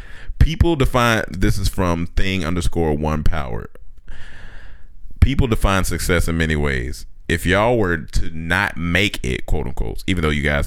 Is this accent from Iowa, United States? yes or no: no; Chapel Hill, North Carolina, United States; it's my hometown